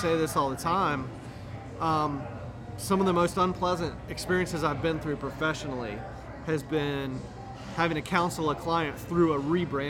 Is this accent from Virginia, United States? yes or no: yes; Roanoke, Virginia, United States; I'm from Roanoke, Virginia.